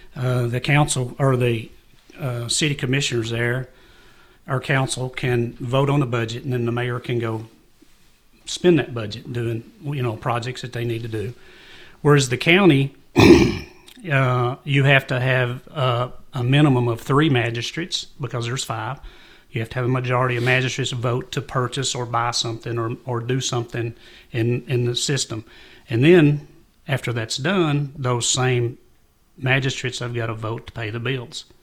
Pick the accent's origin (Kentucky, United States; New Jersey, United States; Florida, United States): Kentucky, United States; Jamestown; Growing up in Jamestown